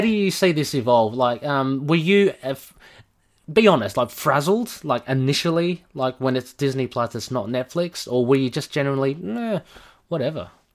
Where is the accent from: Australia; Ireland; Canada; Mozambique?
Australia; I'm obviously from Australia, if you, if you don't know from my accent